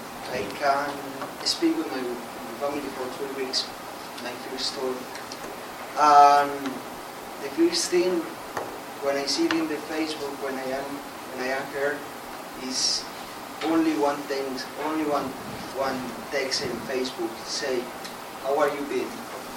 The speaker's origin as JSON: {"language": "English", "country": "Colombia", "also_born_or_lived": "Ecuador", "second_language": "English", "moved": "yes", "said": "I'm from Colombia."}